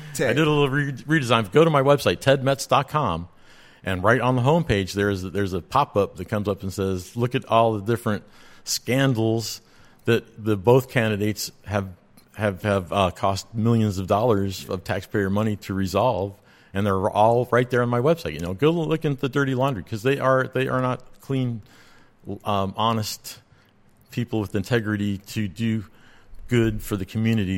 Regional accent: Roswell, New Mexico, United States; now in Georgia, United States; I was born in Roswell, New Mexico

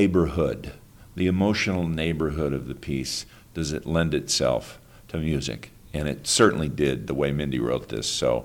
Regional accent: Pennsylvania, United States; I grew up in Pennsylvania

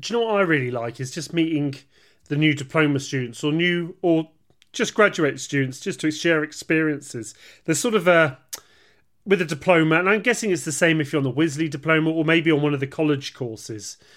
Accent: United Kingdom; we're British

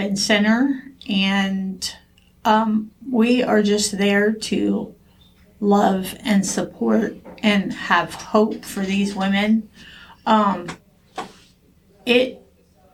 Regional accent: New Rome, Ohio, United States; I grew up in Lincoln Village in New Rome

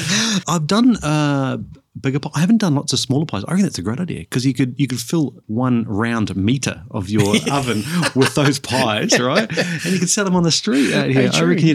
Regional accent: New Zealand; Growing up in New Zealand, we were surrounded by seafood.

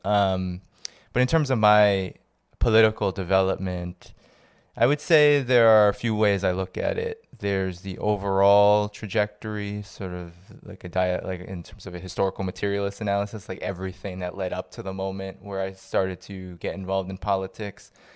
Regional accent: Boston, Massachusetts, United States; growing up in the Boston area where I was born

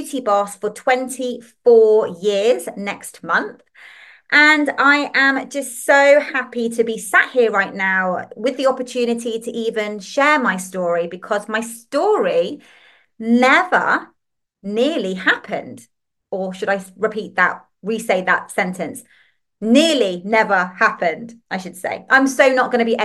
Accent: Liverpool, North West England, United Kingdom; accent: northern; I'm from England. You'll hear my little northern twangs in my voice and saying words like laugh and podcast. And that's because I was actually born in Liverpool.

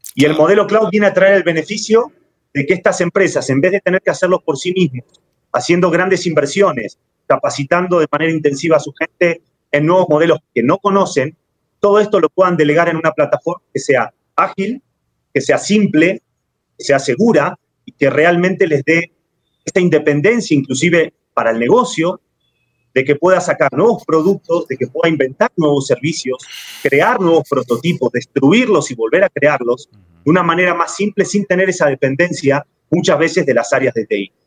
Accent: Argentina; moved away as an adult; now in Mexico; Yo soy argentino, pero llevo cinco años viviendo en México.

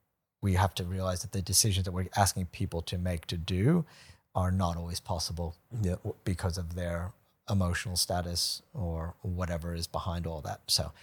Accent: United States; now in Brisbane, Australia; I'm American. Like, come on. I mean, I'm not anymore.

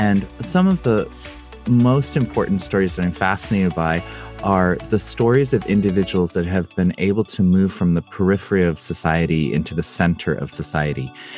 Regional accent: United States; I'm Korean American

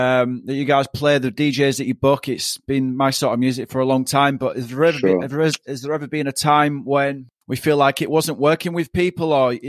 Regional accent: Leeds, Yorkshire and the Humber, United Kingdom; moved away as an adult; now in Melbourne, Australia; when I first came over here back in like 2012, it's completely different because I'm from Leeds

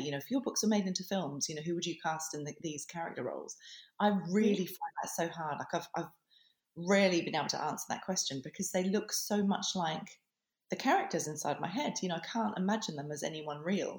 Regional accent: Adelaide Hills, South Australia, Australia; moved away as an adult; now in England; my hometown. You know, that I grew up in the Adelaide Hills

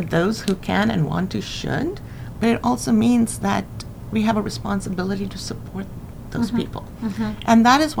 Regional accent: California, United States; now in Washington, United States; growing up in California

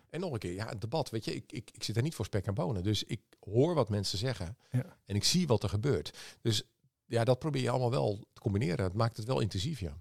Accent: Leeuwarden, Friesland, Netherlands; ik ben opgegroeid in Leeuwarden

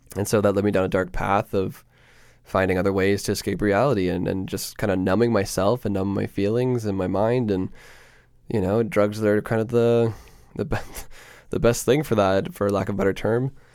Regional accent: Peterborough, Ontario, Canada; moved away as an adult; now in Toronto, Canada; I was born and raised in Peterborough, Ontario

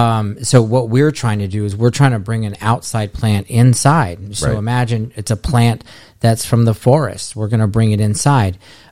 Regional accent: Florida, United States; I was born and raised here in South Florida, and I've just been doing plants ever since I was a kid

